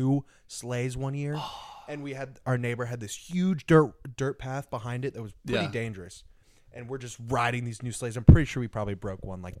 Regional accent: Connecticut, United States; also born or lived in Texas; now in Dallas, United States; Ever since I moved from Connecticut to Texas

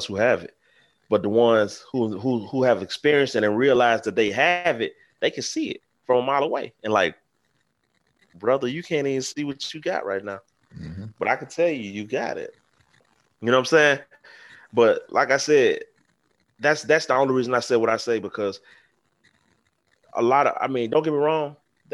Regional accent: the South, United States; I come from a place, I come from the South. I come from where slavery and racism has been embedded in our history.

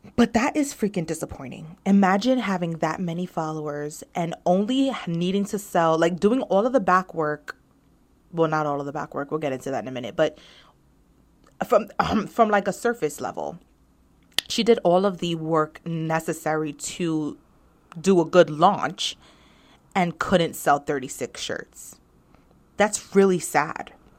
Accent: New York, United States; I am a New Yorker

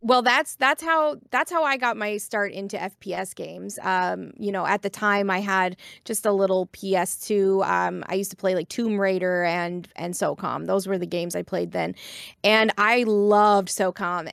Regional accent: Corner Brook, Newfoundland and Labrador, Canada; I'm uh, from Corner Brook, Newfoundland and Labrador, but I was raised here on the East Coast

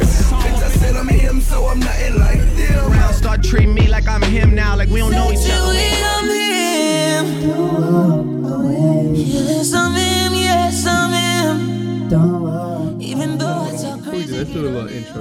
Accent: United States; I am an American.

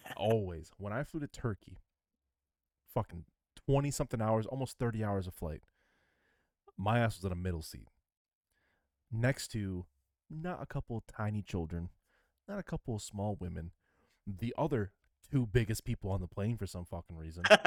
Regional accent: Michigan, United States; I'm from Michigan.

